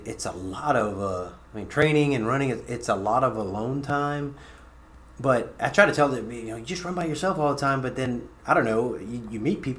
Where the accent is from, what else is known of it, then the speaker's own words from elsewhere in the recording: Louisiana, United States; I'm from Louisiana